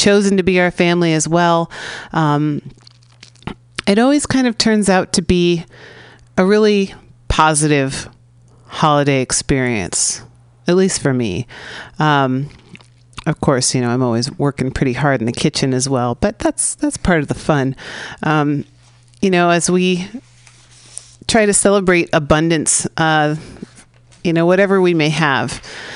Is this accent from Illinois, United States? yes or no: no; San Francisco, California, United States; born or raised there